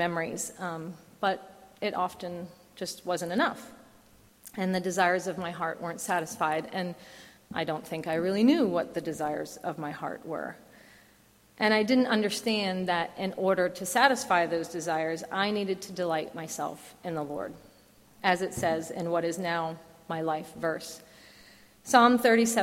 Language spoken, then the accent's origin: English; New Jersey, United States; moved away; I grew up in the Garden State part of New Jersey, where there does in fact exist a very rural area